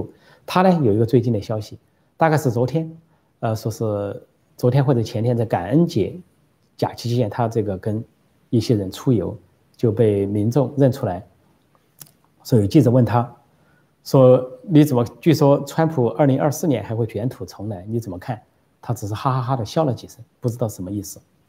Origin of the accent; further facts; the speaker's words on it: Guangdong, China; now in Taiwan; 我海广东的，我海台湾，就是我在我是广东人，我在台湾。